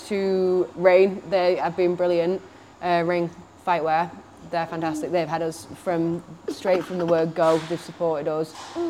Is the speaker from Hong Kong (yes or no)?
no; Australia; I'm owning that as well, yeah. I'm Australian.